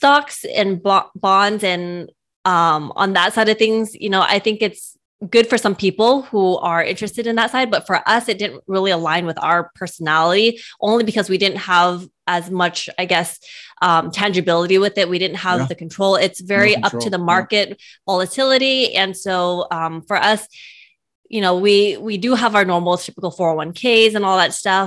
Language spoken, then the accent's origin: English; California, United States; We're from California